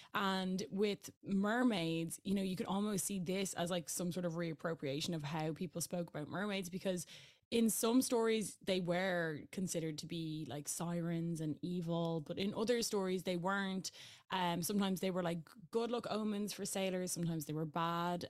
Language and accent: English; Ireland; I am Irish